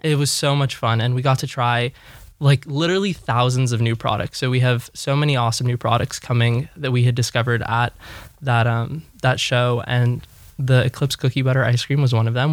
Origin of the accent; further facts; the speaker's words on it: Los Angeles, California, United States; born and raised in Los Angeles